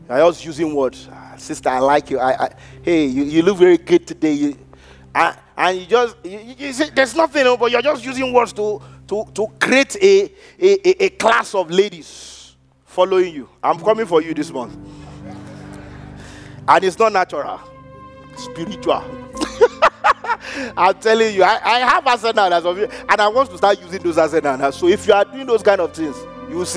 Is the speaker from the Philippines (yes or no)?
no; Nigeria; moved away; we grew up in Africa